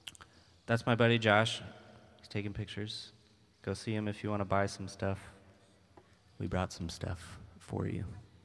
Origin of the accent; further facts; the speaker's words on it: Minneapolis, Minnesota, United States; I'm from South Minneapolis.